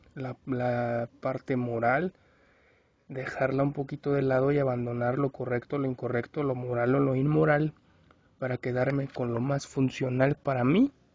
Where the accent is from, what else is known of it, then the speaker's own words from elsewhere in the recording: Mexico; Yo soy mexicano